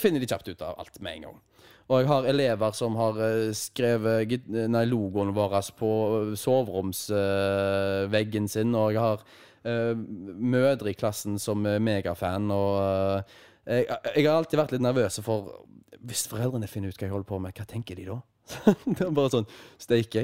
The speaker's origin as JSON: {"language": "Norwegian", "town": "Haugesund", "region": "Rogaland", "country": "Norway", "said": "her hjemme i Haugesund"}